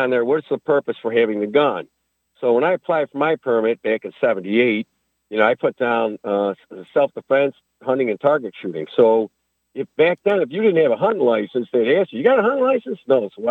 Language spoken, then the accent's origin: English; New York, United States; moved away as an adult; now in Mulberry, Florida, United States; I'm from New York State, and I'm a firearms trainer.